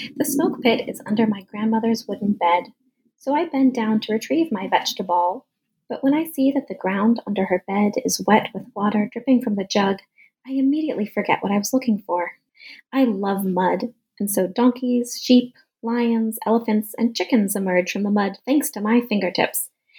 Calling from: Tucson, Arizona, United States; I'm calling in from Tucson, Arizona, where the weather has been incredibly hot all summer long.

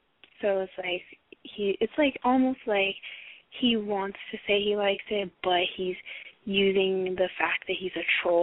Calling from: Los Angeles, California, United States; I'm calling from the greater Los Angeles area.

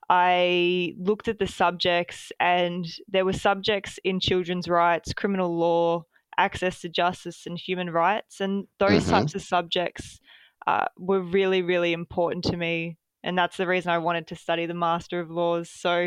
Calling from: Melbourne, Victoria, Australia; Yeah, so I'm joining from Melbourne today.

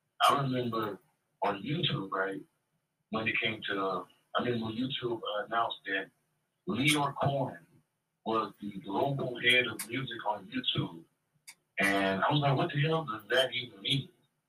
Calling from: Jacksonville, Florida, United States; I'm from Jacksonville, Florida, Duval County.

